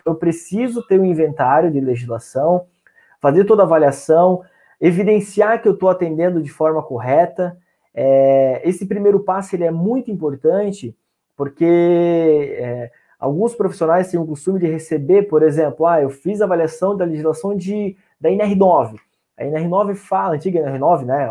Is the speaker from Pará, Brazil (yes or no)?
no; São Francisco do Sul, Santa Catarina, Brazil; now in Joinville, Brazil; sou natural de São Francisco do Sul, hoje resido em Joinville, Santa Catarina